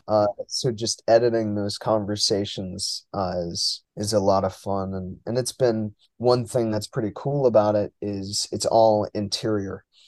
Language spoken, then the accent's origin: English; New York, United States; moved away as an adult; now in Boston, United States; born and raised in New York